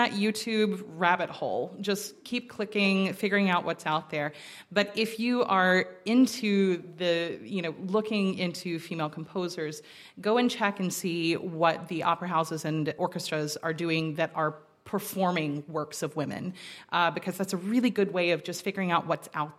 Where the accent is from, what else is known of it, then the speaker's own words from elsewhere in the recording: Rome, Georgia, United States; From the mountains above Atlanta, Georgia, a little place called Rome, Georgia